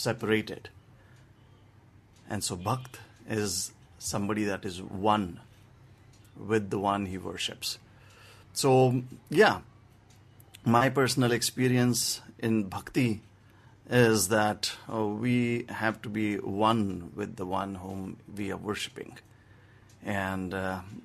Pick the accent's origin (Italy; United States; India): India; Maharashtra; now in Mumbai, India; in my hometown, it's a very simple place